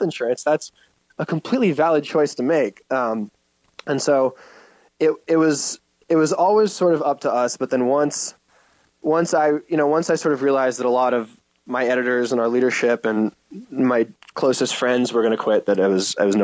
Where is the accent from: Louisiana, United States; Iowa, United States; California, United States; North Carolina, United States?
California, United States; Sacramento; I have a 916 number and we're both from Sacramento